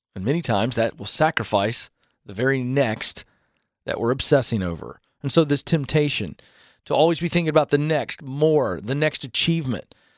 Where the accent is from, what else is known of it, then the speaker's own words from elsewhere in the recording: the South, United States; I'm born and raised in the South